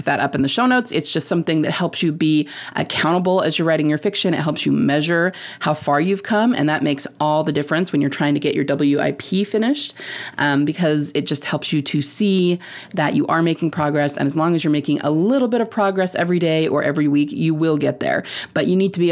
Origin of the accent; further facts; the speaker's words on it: Utah, United States; I'm from Utah